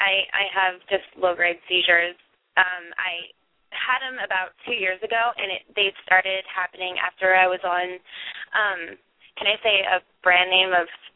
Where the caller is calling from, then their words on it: Boulder, Colorado, United States; I'm from Boulder, Colorado.